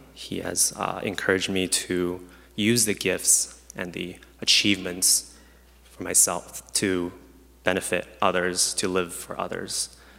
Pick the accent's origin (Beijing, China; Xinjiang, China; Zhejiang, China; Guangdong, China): Beijing, China; also born or lived in Vancouver, Canada; now in Chicago, United States; I was born in Beijing, China